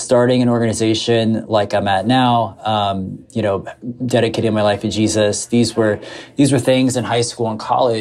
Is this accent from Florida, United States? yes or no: yes; South Florida, United States; We grew up mostly in South Florida.